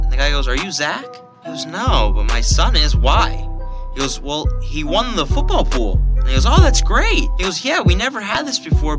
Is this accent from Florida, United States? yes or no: yes; Delray Beach, Florida, United States; Yeah, so I'm from, you know, I'm a local kid. I'm from Delray Beach, Florida.